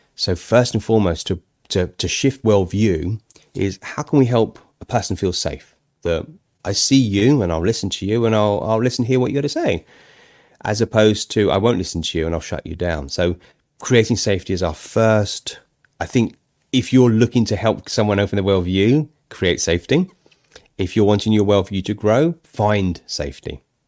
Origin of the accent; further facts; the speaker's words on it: United Kingdom; I'm a Brit